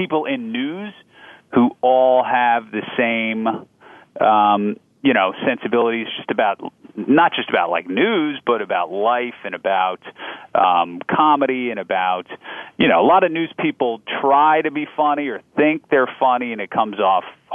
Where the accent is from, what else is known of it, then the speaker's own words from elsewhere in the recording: New Jersey, United States; moved away as an adult; now in Chicago, United States; growing up in New Jersey